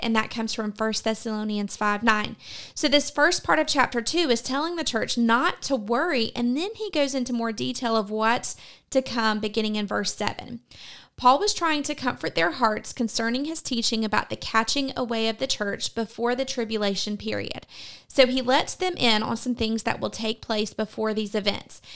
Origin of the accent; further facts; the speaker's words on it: United States; as American Christians